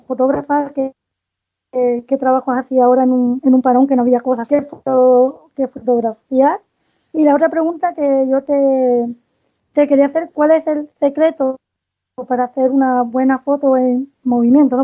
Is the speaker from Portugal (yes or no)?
no; Cádiz, Andalusia, Spain; now in Germany; yo soy de Cádiz, entonces aquí hay poco baloncesto profesional y ahora vivo en Alemania